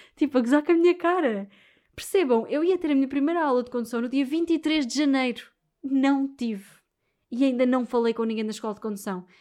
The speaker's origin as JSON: {"language": "Portuguese", "country": "Portugal", "said": "sendo portuguesa"}